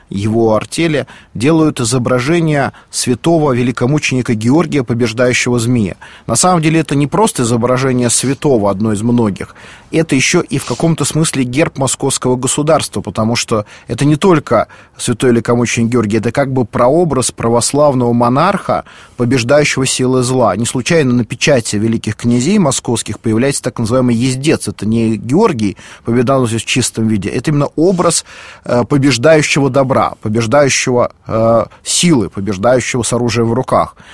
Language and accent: Russian; Moscow, Russia; я, как и многие москвичи